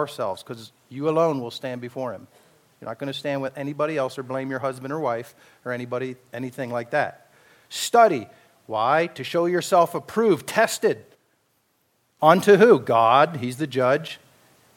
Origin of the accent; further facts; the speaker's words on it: Pennsylvania Dutch country, United States; I was raised in the Pennsylvania Dutch, a lot of auctions going on there